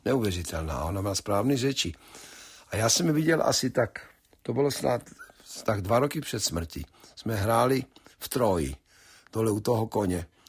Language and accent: Czech; Slovakia; moved away as an adult; now in United States; původně jako, že jsem Slovák